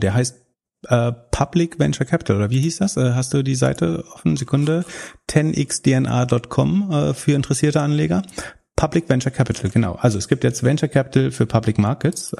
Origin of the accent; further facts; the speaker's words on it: Mecklenburg-Vorpommern, Germany; in meiner Heimat